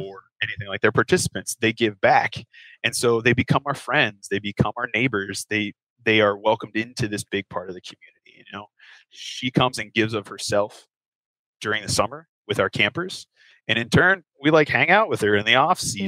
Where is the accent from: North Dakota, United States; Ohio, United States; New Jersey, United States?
Ohio, United States; Cincinnati; moved away as an adult; now in Kentucky, United States; I grew up in Cincinnati, which is just across the river from the state of Kentucky